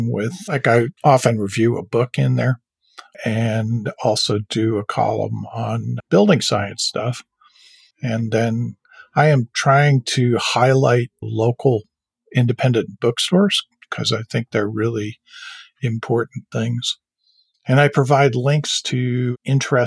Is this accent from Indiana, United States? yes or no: no; New York City, New York, United States; also born or lived in Syracuse, New York / Labrador; I grew up in Manhattan, went to boarding schools and off to Syracuse University